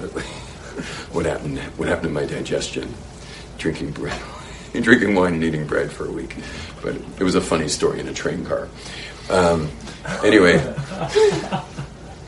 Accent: United States; moved away; when I was a young kid growing up in America

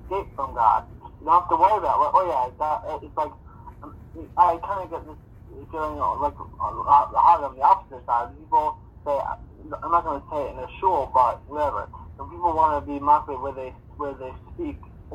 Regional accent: Israel; I'm from Israel and stuff

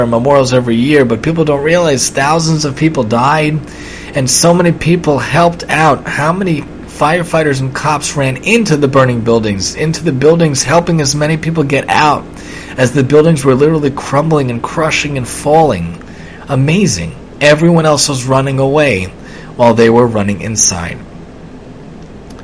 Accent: New York City, New York, United States; moved away; I'm from Staten Island originally

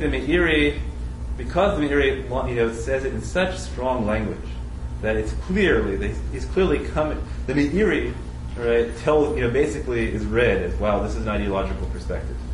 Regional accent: United States; I'm an American

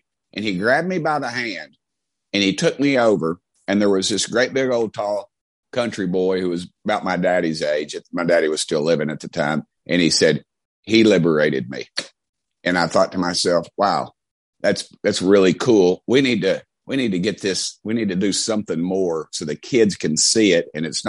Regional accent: Knoxville, Tennessee, United States; accent: Southern; I grew up in West Hills, and West Hills was one of the first technically open neighborhoods that everybody lived. I mean, I grew up in my neighborhood.

